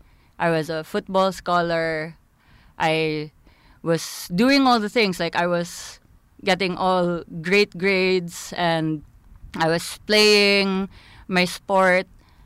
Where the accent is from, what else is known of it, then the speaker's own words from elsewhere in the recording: Philippines; I'm from the Philippines. Mm. I'm from a third world country as well.